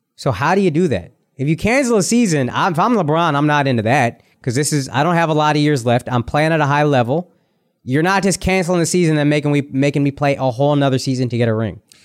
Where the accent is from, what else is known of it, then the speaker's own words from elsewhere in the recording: India; I'm Indian